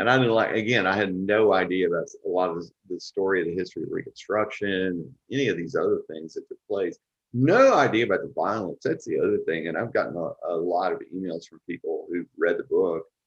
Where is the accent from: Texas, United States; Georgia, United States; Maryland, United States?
Texas, United States; Texarkana; I grew up in East Texas